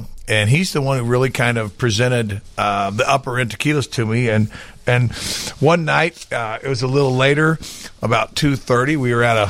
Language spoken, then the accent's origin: English; Illinois, United States; I mean, we make it in Mexico, but, you know, we're from Illinois.